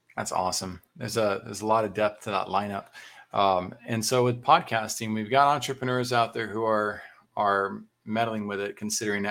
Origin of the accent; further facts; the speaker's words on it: Texas, United States; as a Texan